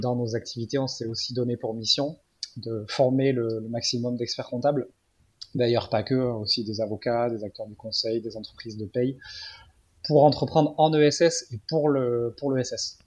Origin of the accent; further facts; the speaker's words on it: Biarritz, Nouvelle-Aquitaine, France; moved away; also born or lived in Paris; je suis de Biarritz